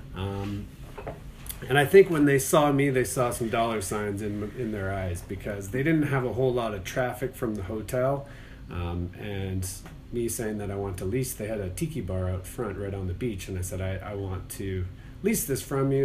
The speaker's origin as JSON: {"language": "English", "town": "Calgary", "region": "Alberta", "country": "Canada", "tie": "born or raised there", "also_born_or_lived": "Toronto", "moved": "as an adult", "lives_now": "Charlotte, United States"}